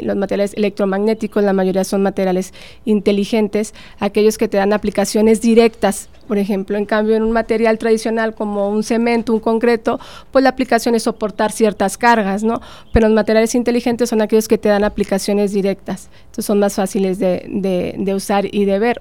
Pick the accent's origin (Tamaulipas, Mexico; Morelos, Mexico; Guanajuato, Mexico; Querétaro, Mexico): Tamaulipas, Mexico; Tampico; moved away as an adult; also born or lived in Saltillo, Coahuila / Madrid, Spain; emigré de, mi ciudad natal, de Tampico, me fui a estudiar a Saltillo